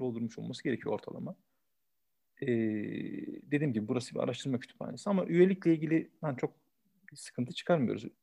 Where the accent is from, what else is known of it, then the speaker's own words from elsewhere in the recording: Istanbul, Turkey; 1974 İstanbul doğumluyum.